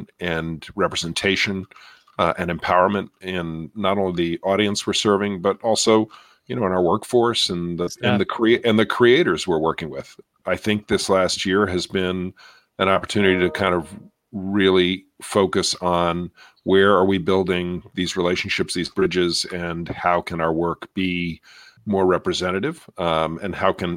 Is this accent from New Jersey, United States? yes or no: no; New York, United States; moved away; I grew up in New York, and watch Channel 13 and listen to public radio in New York